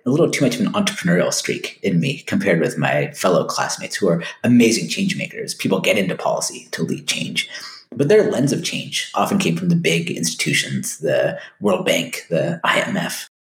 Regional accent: United States; a kid growing up in the United States

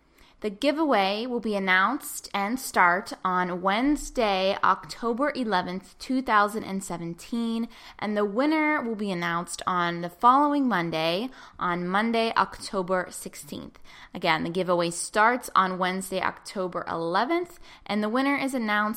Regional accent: Pittsburgh, Pennsylvania, United States; my hometown of Pittsburgh, Pennsylvania

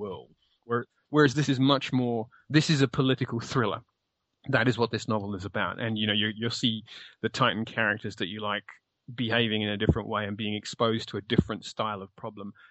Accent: United Kingdom

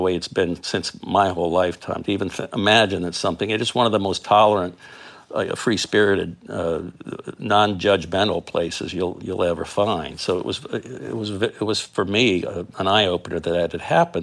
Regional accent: South Florida, United States; I grew up in South Florida

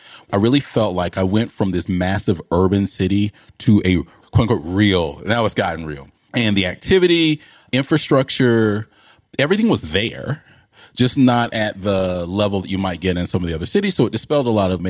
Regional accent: Decatur, Georgia, United States; also born or lived in Philadelphia; I was born in West Philly and I did go, got in one little fight and I ended up living with my auntie and uncle and went to a school called Fernbank

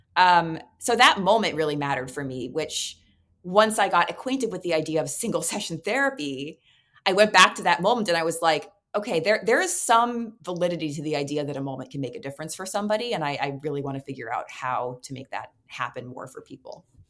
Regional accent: New York City, New York, United States; I was uh, growing up in New York City

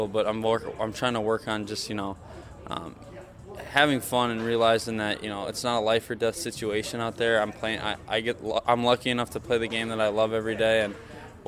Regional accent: near Waukesha, Wisconsin, United States; I come from a town out of Waukesha, just out of Milwaukee, which is southeastern Wisconsin.

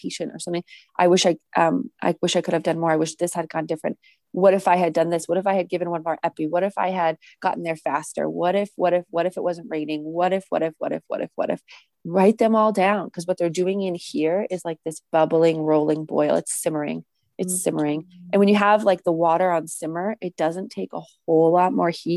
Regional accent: New England, United States; also born or lived in Massachusetts; having been born and bred and raised in New England

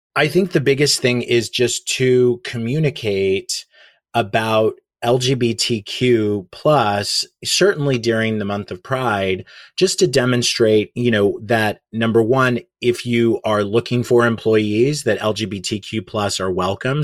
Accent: Oklahoma, United States; moved away as an adult; now in New York City, United States; I grew up in Oklahoma, which is very conservative

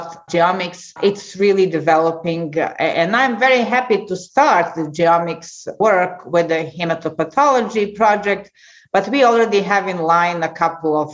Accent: Serbia; moved away as an adult; also born or lived in United States; now in Clermont-Ferrand, France; as a medical student in my home country, ex-Yugoslavia, now Serbia

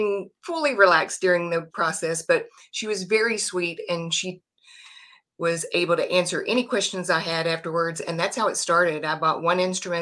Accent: Texas, United States; I am from Texas, born and raised, and I'm still in Texas

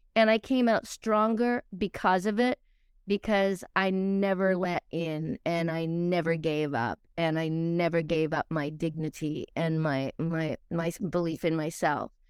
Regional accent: Truro, Nova Scotia, Canada; also born or lived in Australia; I was a kid from Truro, Nova Scotia, originally Australia

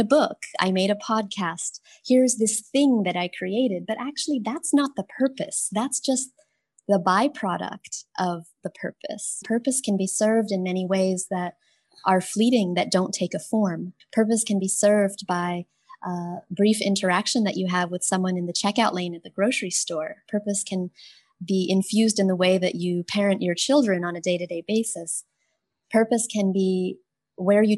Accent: United States; now in Thailand; I am an American-born Chinese and Taiwanese woman

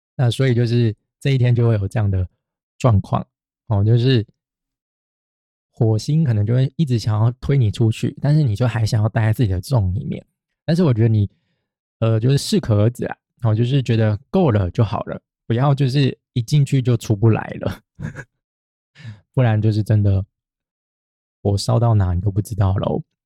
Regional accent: Taiwan; 就跟我们台湾人也是啊，就嫌弃日本人的纳豆臭一样

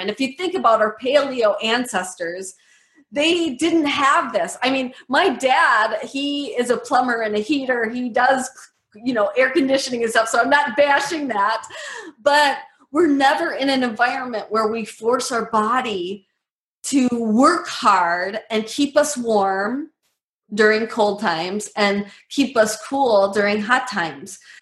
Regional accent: Medford, Wisconsin, United States; I grew up in Medford, Wisconsin

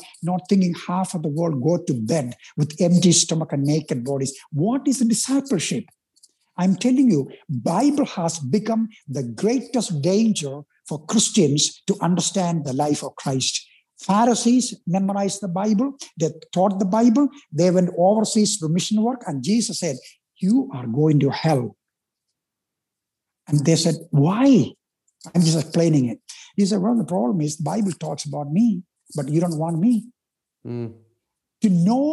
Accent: India; English is a second language; moved away as an adult; I'm Indian

